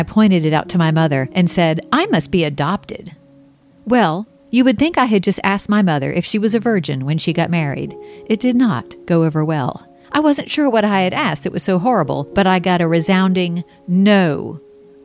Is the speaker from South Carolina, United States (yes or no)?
yes; Mount Pleasant, South Carolina, United States; also born or lived in Charleston, South Carolina; I was born in 1968 in Charleston, South Carolina. I was raised across the harbor in Mount Pleasant